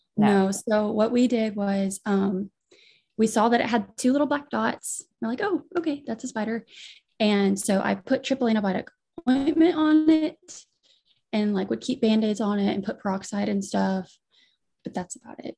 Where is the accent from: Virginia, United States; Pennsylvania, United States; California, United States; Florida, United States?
Florida, United States; near Destin, Northwest; I was born and raised and still live in Florida, Northwest Florida, in pretty close to Destin